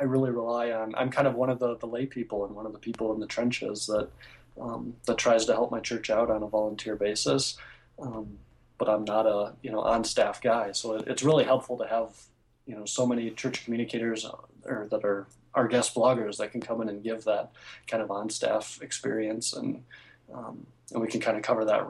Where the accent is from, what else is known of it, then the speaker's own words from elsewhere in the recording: Minnesota, United States; I'm from Minnesota